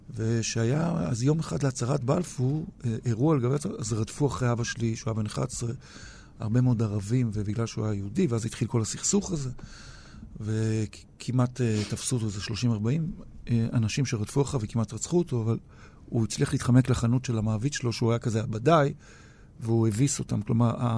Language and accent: Hebrew; Tel Aviv, Tel Aviv District, Israel; also born or lived in Ramat Gan / Pardes Katz; אני תל אביבי מגיל תשע, כל חיי אני בעיר הזאת